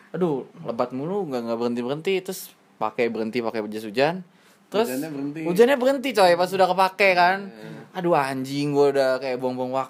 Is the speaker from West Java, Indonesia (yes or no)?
yes; Bekasi, West Java, Indonesia; Kayak kalau di kalau gue Bekasi kan gue orang Bekasi kan. Gue kalau hujan seneng di Bekasi.